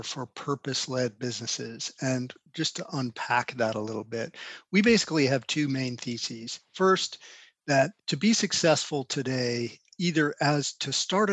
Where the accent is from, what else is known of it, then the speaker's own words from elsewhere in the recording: Albuquerque, New Mexico, United States; also born or lived in Carrollton, Georgia; I grew up in Albuquerque, New Mexico, primarily. I was born in Carrollton, Georgia, and my dad was an academic, and we moved around quite a bit while he was still in school